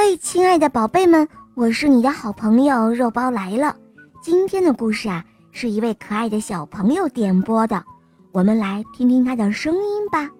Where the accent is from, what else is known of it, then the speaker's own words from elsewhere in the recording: Beijing, China; 我来自北京